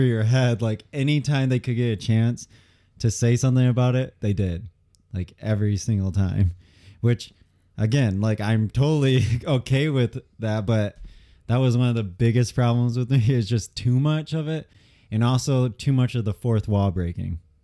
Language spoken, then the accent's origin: English; Michigan, United States